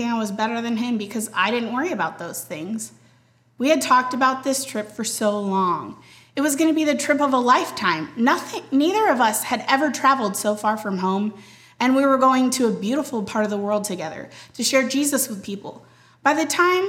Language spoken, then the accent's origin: English; Lake Jackson, Texas, United States; moved away as an adult; now in San Antonio, United States; I was born in Lake Jackson, Texas